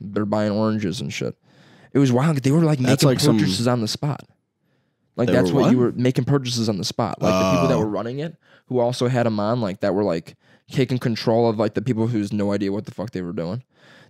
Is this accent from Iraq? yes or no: yes; Baghdad, Iraq; I'm from Baghdad, right?